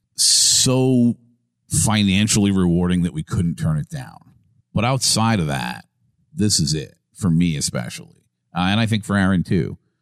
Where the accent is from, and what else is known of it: Massachusetts, United States; born or raised there; moved away as an adult; now in Tampa, United States